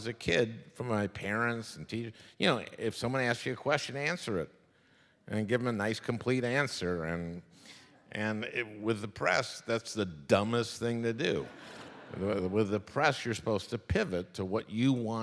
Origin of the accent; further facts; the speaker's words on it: St. Louis Park, Minnesota, United States; I grew up in St. Louis Park, Minnesota. St. Louis Park is a suburb of Minneapolis.